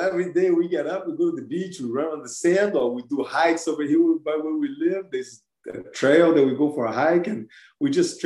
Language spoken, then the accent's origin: English; Brazil; moved away; I'm from Brazil